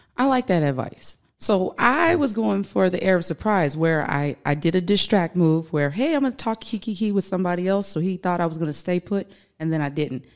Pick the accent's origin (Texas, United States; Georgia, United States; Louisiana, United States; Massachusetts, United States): Louisiana, United States; I'm from Louisiana